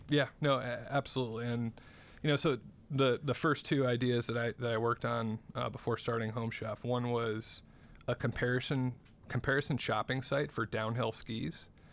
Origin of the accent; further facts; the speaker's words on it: South Bend, Indiana, United States; I grew up in South Bend, Indiana.